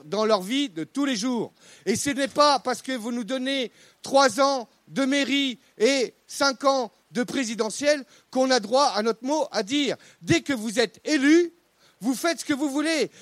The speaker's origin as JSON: {"language": "French", "region": "Brittany", "country": "France", "said": "je, suis breton, hein, indépendantiste"}